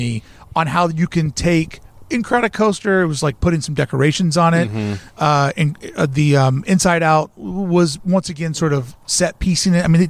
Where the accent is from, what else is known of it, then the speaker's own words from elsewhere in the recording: the South, United States; I am from the South.